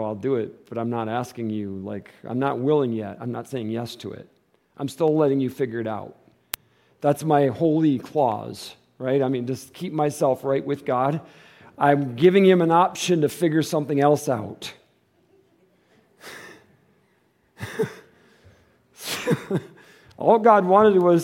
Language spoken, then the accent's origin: English; Michigan, United States; moved away as an adult; now in Tucson, United States; We're from Michigan.